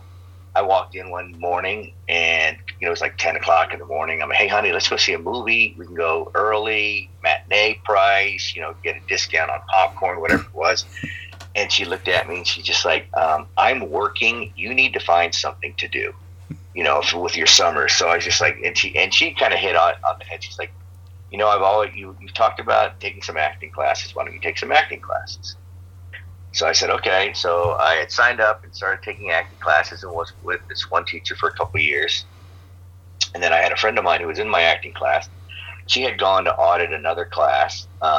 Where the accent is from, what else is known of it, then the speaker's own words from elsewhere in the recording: New York, United States; also born or lived in Oregon / Chicago; after growing up in New York and in Oregon, even in Chicago